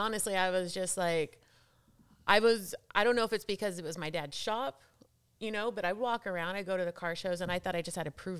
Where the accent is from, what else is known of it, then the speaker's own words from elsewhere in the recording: San Dimas, California, United States; and so we grew up surrounded in San Dimas, California.